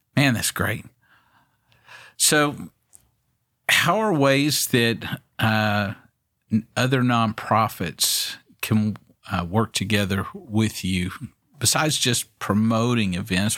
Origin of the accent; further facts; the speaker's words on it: Waco, Texas, United States; I grew up here in Waco